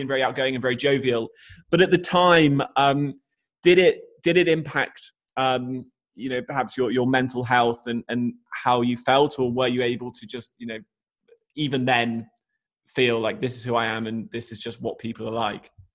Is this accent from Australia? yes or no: yes; Australia; growing up in Australia